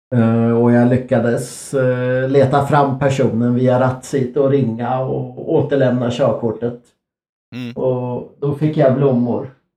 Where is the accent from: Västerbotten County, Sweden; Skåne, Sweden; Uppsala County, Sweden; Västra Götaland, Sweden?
Uppsala County, Sweden; Örsundsbro; i Örsundsbro där jag växte upp